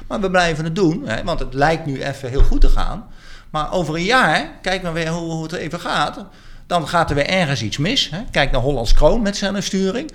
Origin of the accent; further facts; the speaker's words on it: Arnhem, Gelderland, Netherlands; ik ben zelf Arnhemmer